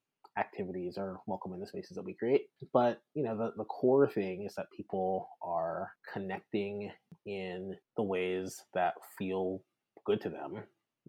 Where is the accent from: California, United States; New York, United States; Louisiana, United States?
Louisiana, United States; South; moved away as an adult; also born or lived in Baton Rouge; now in Bay Area, United States; I'm originally from South Louisiana and went to Louisiana State University